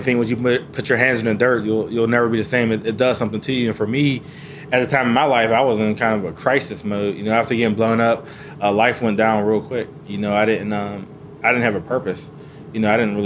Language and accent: English; Pittsburgh, Pennsylvania, United States; now in North Carolina, United States; I'm originally from Pittsburgh, Pennsylvania